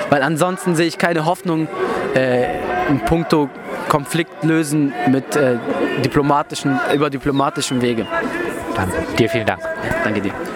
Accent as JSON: {"language": "German", "country": "Turkey", "moved": "yes", "lives_now": "Germany", "said": "das Dorf dran, wo ich herkomme"}